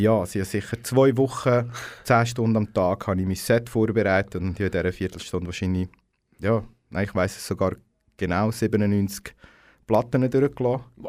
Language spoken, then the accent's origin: German; Aarau, Aargau, Switzerland; ich bin im KSA geboren